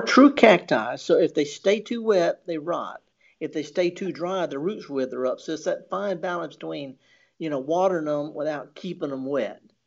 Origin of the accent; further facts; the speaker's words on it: the Mississippi Delta, United States; in the Delta, of course, I'm from the Delta